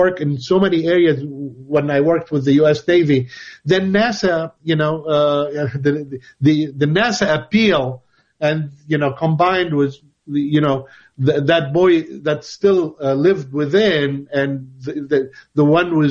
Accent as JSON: {"language": "English", "country": "Lebanon", "tie": "born or raised there", "also_born_or_lived": "Grenoble, France", "moved": "as an adult", "said": "I originated in Lebanon. I was born in Lebanon"}